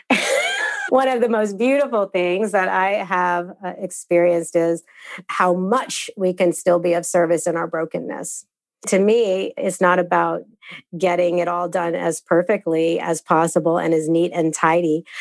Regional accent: United States; I am a fumbling practitioner who's coming out of this Christian upbringing as an American

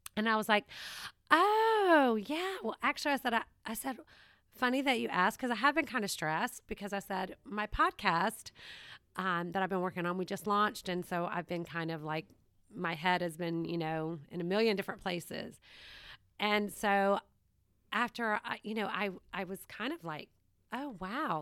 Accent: Savannah, Georgia, United States; moved away; This is where I'm from. So it is my hometown

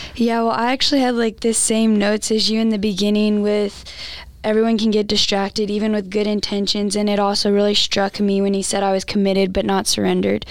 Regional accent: Santa Claus, Indiana, United States; I'm from Santa Claus, Indiana.

